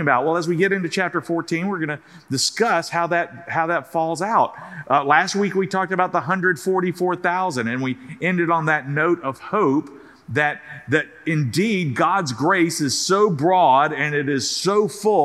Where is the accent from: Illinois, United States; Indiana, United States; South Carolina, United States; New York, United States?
South Carolina, United States; moved away; when I was a little kid growing up in South Carolina